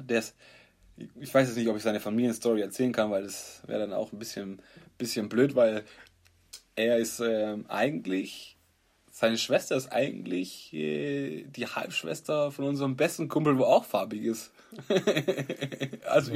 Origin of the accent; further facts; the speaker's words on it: Stuttgart, Baden-Württemberg, Germany; Wir sind halt Stuttgarter